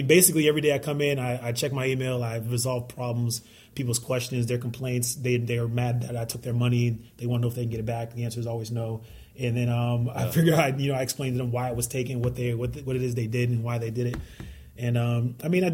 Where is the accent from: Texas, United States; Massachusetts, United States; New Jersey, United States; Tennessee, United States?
Massachusetts, United States; Boston; also born or lived in Miami; From the mean streets of Boston, born and raised. Dorchester is where I spent most of my days